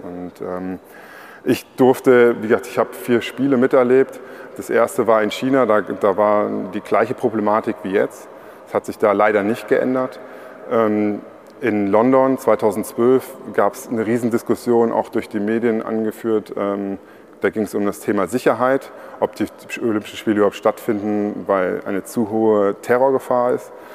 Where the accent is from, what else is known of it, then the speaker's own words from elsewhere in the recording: Trier, Rhineland-Palatinate, Germany; ich komme ja aus Trier